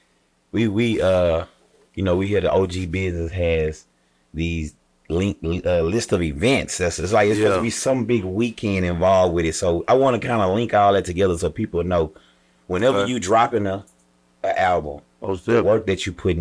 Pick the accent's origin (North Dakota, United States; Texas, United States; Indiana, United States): Texas, United States; Houston; I'm from Houston